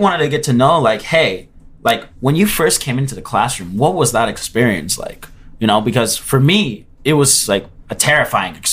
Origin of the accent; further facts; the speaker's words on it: Miami, Florida, United States; I come from Miami